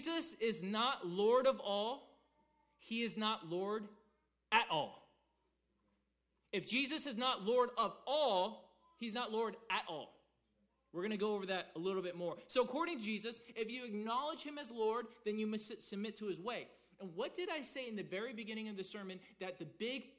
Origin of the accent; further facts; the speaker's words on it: the South, United States; growing up in the South, being a good church boy till I was 15